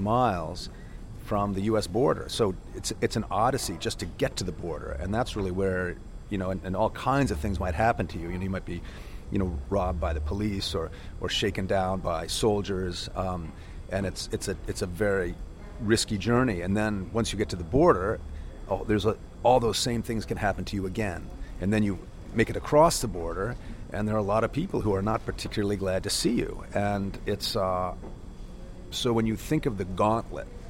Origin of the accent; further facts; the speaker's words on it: Northeast, United States; growing up in the Northeast